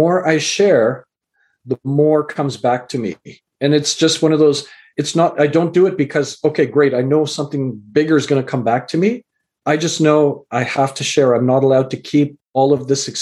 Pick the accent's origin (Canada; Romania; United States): Canada; also born or lived in England; I was born in England and raised in Canada